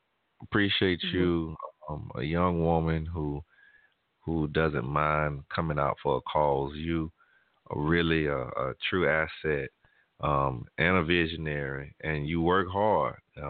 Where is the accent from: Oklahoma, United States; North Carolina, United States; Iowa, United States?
Oklahoma, United States; Tulsa; I grew up in Tulsa. And I didn't know anything about the race massacre.